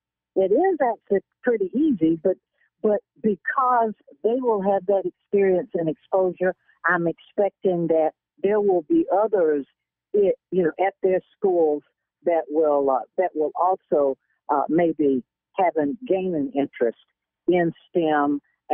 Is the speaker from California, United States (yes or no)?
no; South Carolina, United States; moved away; my hometown in South Carolina.